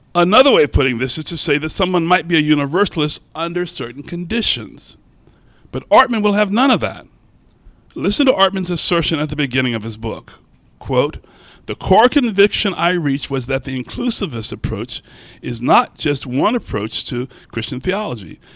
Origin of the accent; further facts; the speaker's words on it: Baltimore, Maryland, United States; I'm from Baltimore